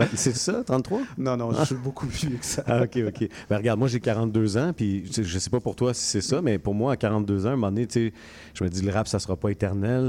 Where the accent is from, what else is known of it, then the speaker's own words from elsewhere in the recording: Montreal, Quebec, Canada; j'ai grandi à Rivière des Prairies